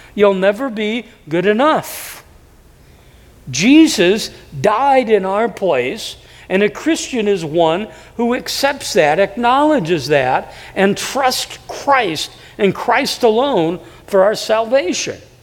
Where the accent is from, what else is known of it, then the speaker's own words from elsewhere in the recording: Davenport, Iowa, United States; moved away; I was raised in, in a, city, Davenport, it's 100,000 people